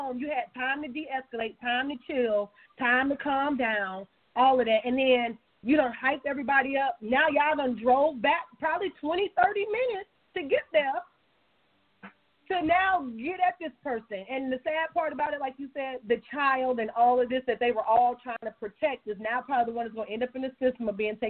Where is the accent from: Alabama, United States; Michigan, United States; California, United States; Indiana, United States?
Michigan, United States; Detroit; With the issue in Flint, Michigan, you know, I'm from Detroit. I lived up in Detroit for like 6-7 years.